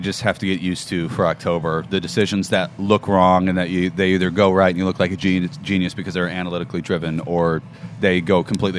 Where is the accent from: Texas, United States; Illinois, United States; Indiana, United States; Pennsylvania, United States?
Illinois, United States; Chicago; now in Houston, United States; I'm from Chicago. My parents live 7 blocks from Wrigley.